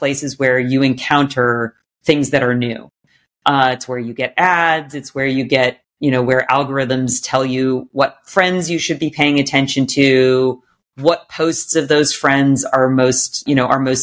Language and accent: English; Sacramento, California, United States; I grew up in Sacramento, California, my parents took me to Music Circus every summer